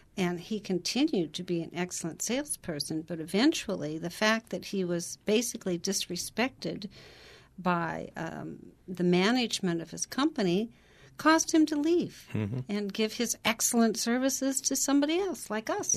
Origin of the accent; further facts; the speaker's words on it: Portland, Oregon, United States; I grew up in Portland, Oregon.